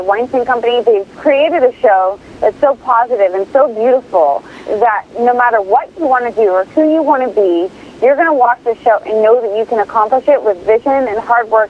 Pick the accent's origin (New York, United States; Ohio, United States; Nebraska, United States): Nebraska, United States; Omaha; I grew up in Omaha, Nebraska, and my mother was a seamstress.